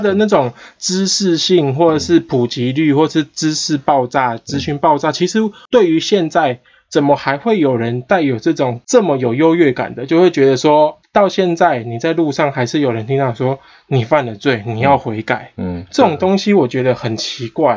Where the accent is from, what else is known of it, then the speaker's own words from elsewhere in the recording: Taiwan; 我们台湾人